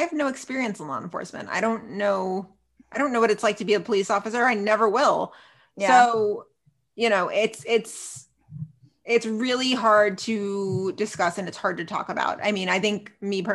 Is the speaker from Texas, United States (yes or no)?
yes; Dallas, Texas, United States; right here in my hometown